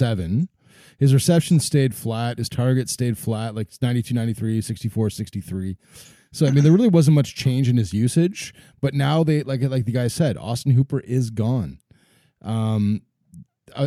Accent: Ottawa, Ontario, Canada; I'm a Canadian in Ottawa, Ontario

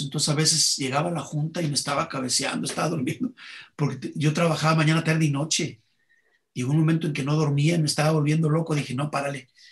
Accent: Mexico; los únicos que hacemos calaveras en el mundo somos los mexicanos

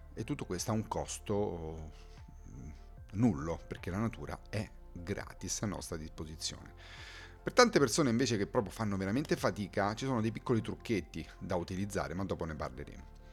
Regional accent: Rome, Lazio, Italy; sono di Roma

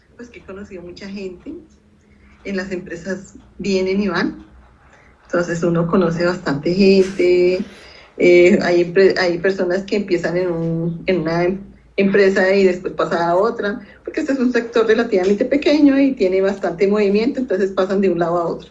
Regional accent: Bogotá, Colombia; yo nací en Bogotá

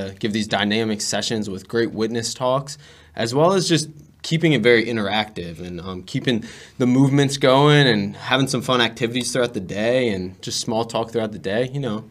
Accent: Maryland, United States; I come from Maryland

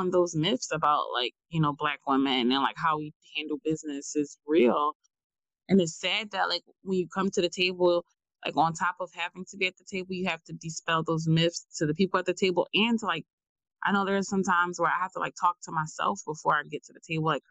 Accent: Philadelphia, Pennsylvania, United States; North Philly, because like that's where I'm from

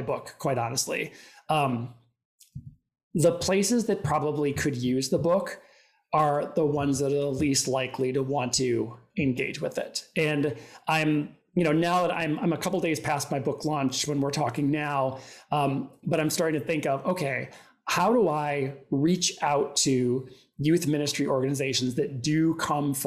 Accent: Minnesota, United States; now in New York, United States; I grew up in Minnesota. Live in New York

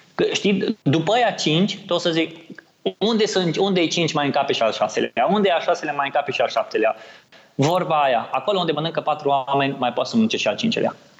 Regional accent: Oradea, Bihor County, Romania; din Oradea, de unde sunt eu

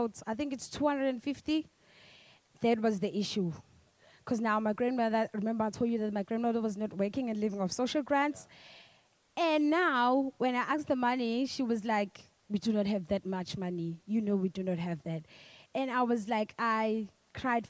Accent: Durban, KwaZulu-Natal, South Africa; I'm from Amaoti, a township just outside Durban

